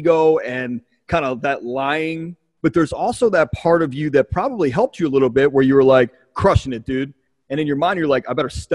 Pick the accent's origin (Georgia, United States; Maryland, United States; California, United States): Maryland, United States; Baltimore; I grew up in Baltimore